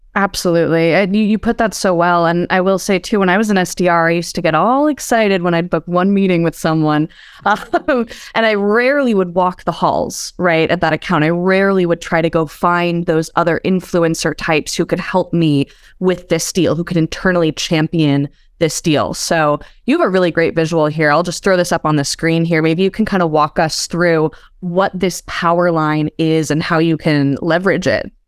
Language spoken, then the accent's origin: English; East Coast, United States; I hail from the East Coast